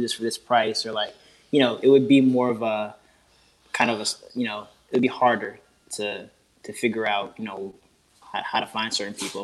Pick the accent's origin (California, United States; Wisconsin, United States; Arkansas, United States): California, United States; Oakland; now in Washington, DC, United States; I'm in DC right now. I'm from the Bay Area originally